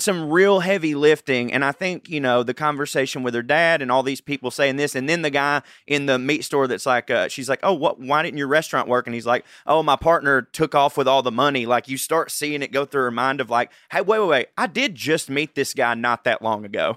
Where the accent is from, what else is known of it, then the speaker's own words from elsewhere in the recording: Georgia, United States; I'm a redneck from Georgia